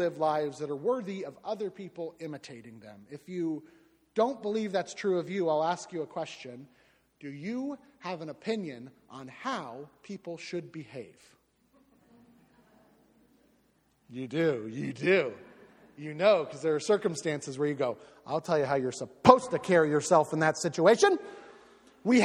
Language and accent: English; Southwest Florida, United States; I am from Southwest Florida.